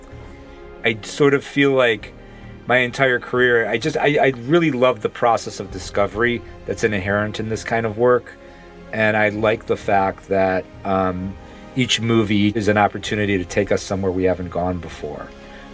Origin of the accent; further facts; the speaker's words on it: Cleveland, Ohio, United States; We grew up near the Cleveland Cinematheque